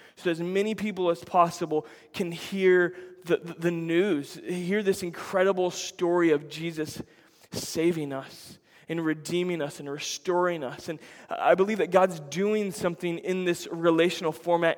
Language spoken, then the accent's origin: English; United States; we Americans